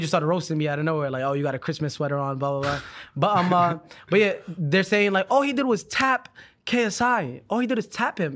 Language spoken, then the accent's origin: English; New York City, New York, United States; now in Los Angeles, United States; We're from, we're from New York, Brooklyn